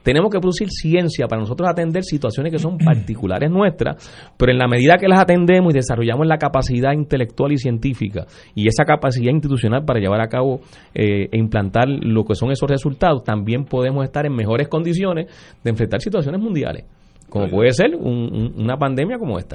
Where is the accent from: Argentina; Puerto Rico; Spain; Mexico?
Puerto Rico; nosotros como ciudadanos, como puertorriqueños y puertorriqueñas